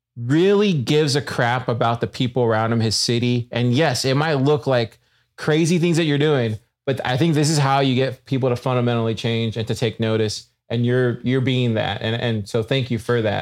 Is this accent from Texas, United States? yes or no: yes; South Texas, United States; growing up in South Texas, you would see turtles all the time.